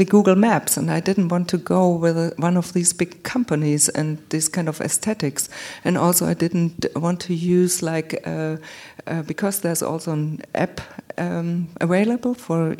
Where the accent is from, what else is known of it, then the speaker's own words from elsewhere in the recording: Munich, Bavaria, Germany; I was born in Munich